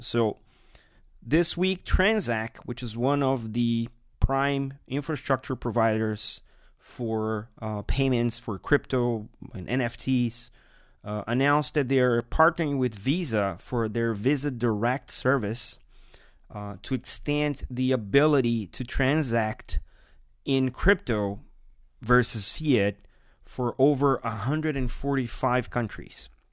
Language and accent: English; Brazil; my home country, Brazil.